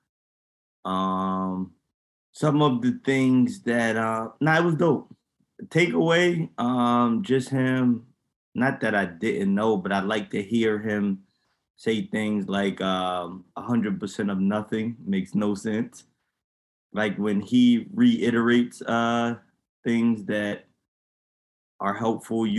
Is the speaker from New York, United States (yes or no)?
yes; Yonkers, New York, United States; I'm not from Harlem. I'm from Yonkers